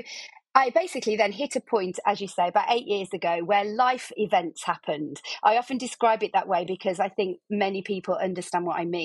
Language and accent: English; Birmingham, West Midlands, United Kingdom; I'm from Birmingham, I'm sure your guests can hear